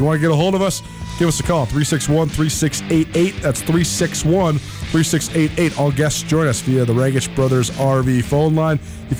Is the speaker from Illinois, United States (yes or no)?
no; Missoula, Montana, United States; also born or lived in Washington / Bozeman, Montana; I grew up in Missoula, Montana. My family moved here in 1993. And spent most of my, well, I shouldn't say most, all of my childhood, all of my adolescence, up through college in Missoula.